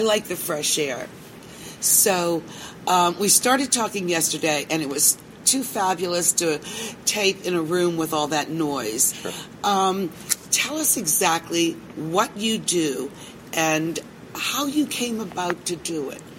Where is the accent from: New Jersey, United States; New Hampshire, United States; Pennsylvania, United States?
Pennsylvania, United States; Pittsburgh; I'm from Pittsburgh